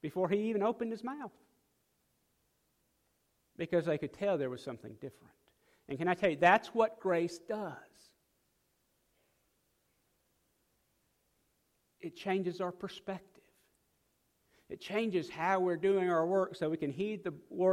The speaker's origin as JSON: {"language": "English", "region": "South Dakota", "country": "United States", "moved": "yes", "lives_now": "Mississippi, United States", "said": "I'm from South Dakota"}